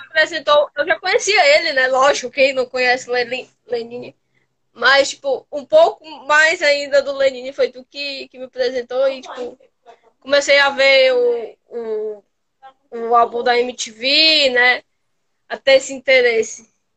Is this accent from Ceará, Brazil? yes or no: yes; Ceará, Brazil; eu sou cearense